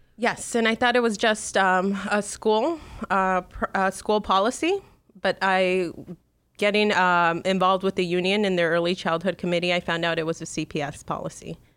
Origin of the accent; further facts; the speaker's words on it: Chicago, Illinois, United States; I grew up in Chicago's northwest side.